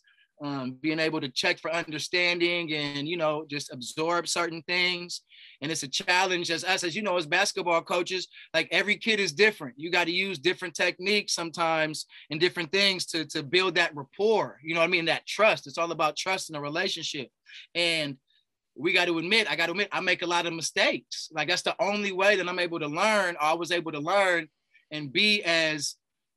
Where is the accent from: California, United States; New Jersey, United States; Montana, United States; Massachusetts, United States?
California, United States; Bay Area; moved away as an adult; also born or lived in Texas; I grew up in the Bay Area